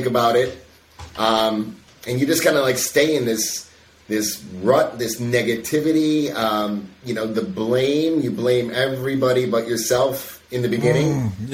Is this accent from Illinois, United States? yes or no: yes; Chicago, Illinois, United States; suburb of Chicago.